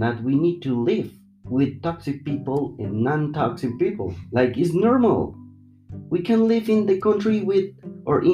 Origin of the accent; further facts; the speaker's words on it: Colombia; English is a second language; I'm from Colombia.